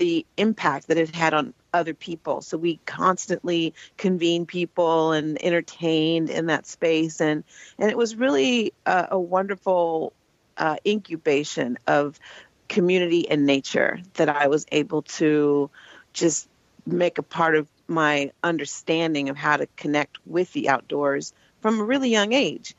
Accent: Oakland, California, United States; I was born and raised in Oakland, California

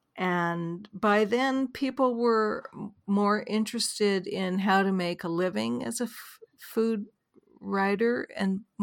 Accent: Vancouver, British Columbia, Canada; I grew up in Vancouver, Canada

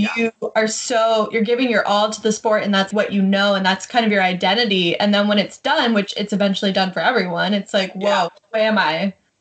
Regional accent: Florida, United States; now in California, United States; I'm from Florida. All I know is Florida and California

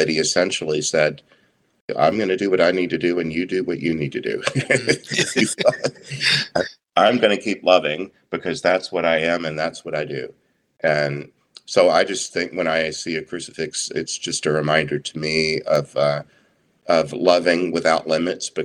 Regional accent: Southeast Texas, United States; I grew up in Southeast Texas

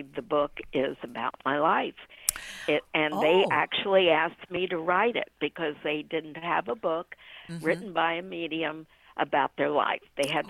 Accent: Washington, District of Columbia, United States; born there; also born or lived in Ohio; now in Orlando, United States; I was born in Washington, D.C., and lived in Ohio. And then from Ohio, I came to Orlando.

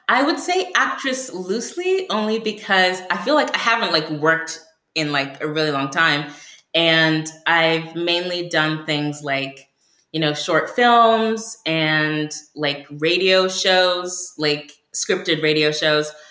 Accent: United Kingdom; accent: American; so I I'm British and um, I was born in Africa, but I only developed an American accent like a few years ago

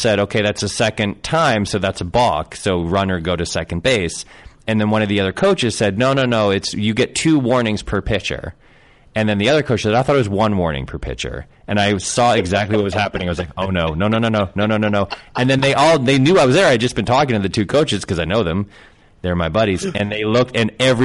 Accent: Connecticut, United States; moved away; also born or lived in Southern California; I grew up in Connecticut

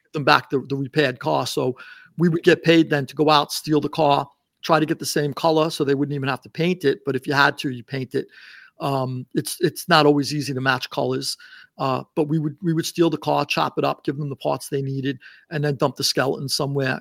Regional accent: New York City, New York, United States; now in Sarasota, United States; I grew up in Queens, and, uh, one of the five boroughs in New York

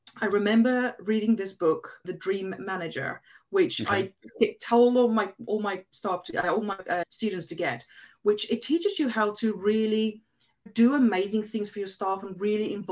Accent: South Africa; English is a second language; moved away; because English wasn't my first language, and because I'm a South African

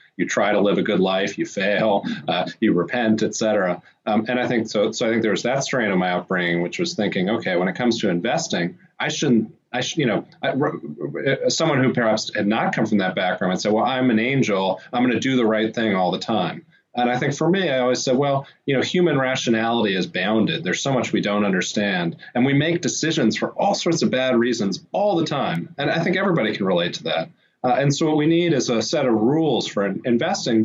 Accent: Washington, District of Columbia, United States; I grew up in Washington, D.C.

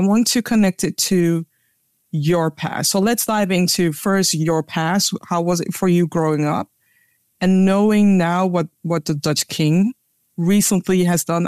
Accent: Ghana; now in Netherlands; a Ghanaian with a South African having a conversation about our roots

